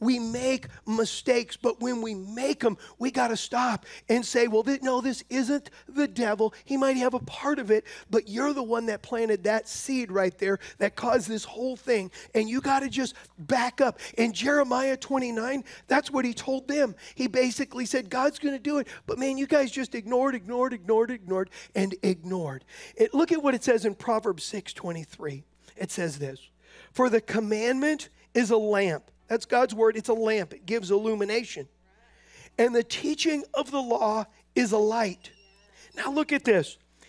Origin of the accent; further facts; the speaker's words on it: San Diego, California, United States; when we first moved here from California, we're from San Diego, and when we first moved here, I had this little white truck.